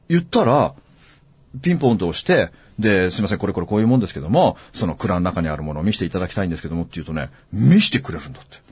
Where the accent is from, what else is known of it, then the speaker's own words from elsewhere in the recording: Aomori, Japan; 僕と同じ青森県出身